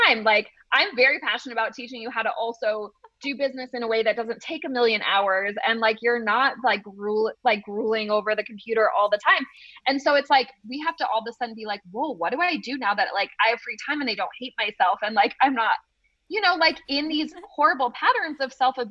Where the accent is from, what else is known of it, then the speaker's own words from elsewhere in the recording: New England, United States; I'm just from New England.